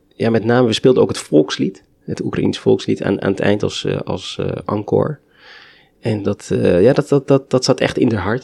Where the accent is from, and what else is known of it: Netherlands